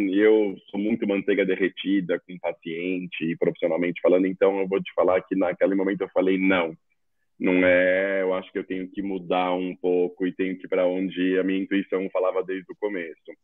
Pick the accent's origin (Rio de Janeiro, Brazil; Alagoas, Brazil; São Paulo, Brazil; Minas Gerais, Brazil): São Paulo, Brazil; sou daqui de São Paulo